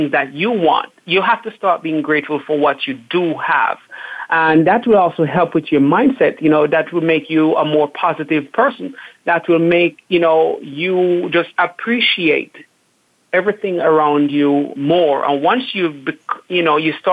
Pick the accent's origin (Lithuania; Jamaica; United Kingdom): Jamaica; moved away; growing up in Jamaica.